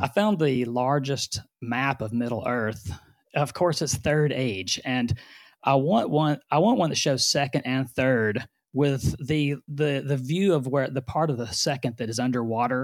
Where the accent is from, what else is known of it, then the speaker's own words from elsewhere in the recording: Orange, Texas, United States; also born or lived in Houston area; now in Houston, United States; I was born in Orange, Texas, which is the very far southeast corner of Texas